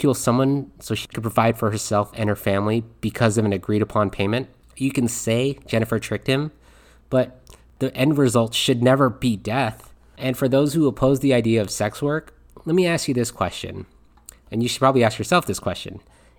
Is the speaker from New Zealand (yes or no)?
no; Philippines; I'm Filipino, and watching this documentary just really hit home. Because for me, family is a major part of Filipino values